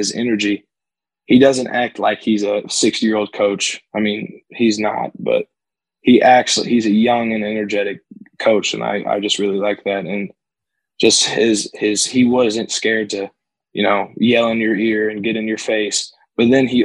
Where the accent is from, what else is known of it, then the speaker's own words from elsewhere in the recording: Northern Indiana, United States; also born or lived in New Palestine, Indiana; I'm from Northern Indiana. I was 2 hours away from Notre Dame's campus